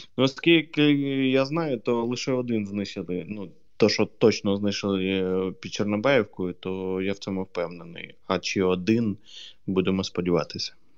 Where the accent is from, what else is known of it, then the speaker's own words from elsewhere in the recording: Kherson, Kherson Oblast, Ukraine; мого рідного Херсону